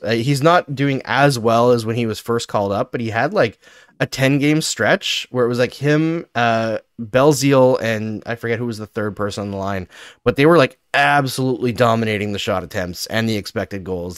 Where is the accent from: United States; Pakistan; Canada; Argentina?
Canada; Fort McMurray, Alberta; growing up in Alberta, we moved there when I was eleven, all the schools were overcrowded in Fort McMurray